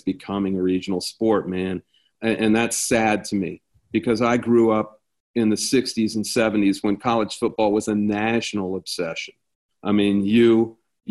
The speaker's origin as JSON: {"language": "English", "town": "Columbus", "region": "Ohio", "country": "United States", "tie": "born or raised there", "said": "I grew up selling Coca-Cola and hot dogs at Ohio Stadium"}